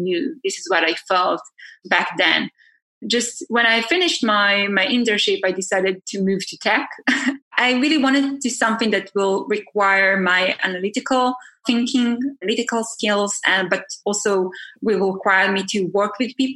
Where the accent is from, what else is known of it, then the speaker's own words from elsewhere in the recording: Israel; moved away as an adult; also born or lived in Tel Aviv; now in California, United States; I'm originally from Israel. I moved to the States 8 months ago. So I'm based in California.